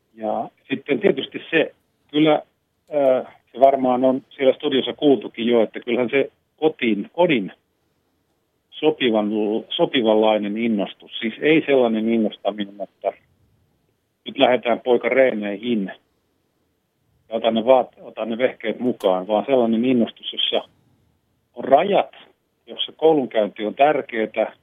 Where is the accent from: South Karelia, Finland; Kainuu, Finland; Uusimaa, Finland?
South Karelia, Finland; Lappeenranta; also born or lived in Imatra; kun muutimme Imatralta Lappeenrantaan